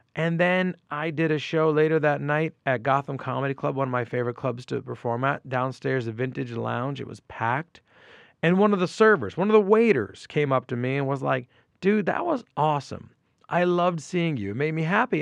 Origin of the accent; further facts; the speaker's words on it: Port Chester, New York, United States; now in New York City, United States; i grew up in portchester new york and portchester is in westchester county